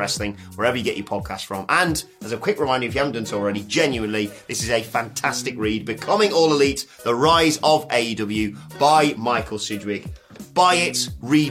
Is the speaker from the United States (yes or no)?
no; United Kingdom; a British YouTuber